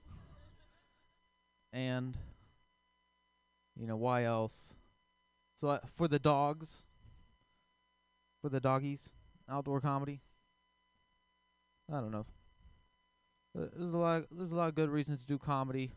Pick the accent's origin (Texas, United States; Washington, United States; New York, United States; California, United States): Texas, United States; accent: southern; I am from Texas. I offend people, like, on accident, just, like, talking, you know? Like, I learned the hard way. If you say the word queer with a southern accent